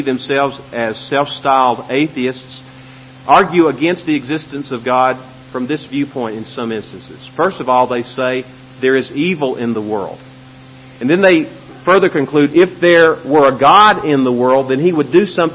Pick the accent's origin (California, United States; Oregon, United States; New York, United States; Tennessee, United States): Tennessee, United States; Memphis; now in El Paso, United States; Where I grew up, my yard, which was not a very big yard, but it was typical of many similar yards in Memphis, Tennessee, had five huge oak trees